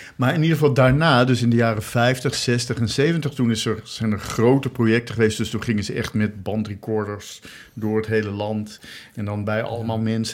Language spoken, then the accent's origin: Dutch; Rotterdam, South Holland, Netherlands; ik ben geboren in Rotterdam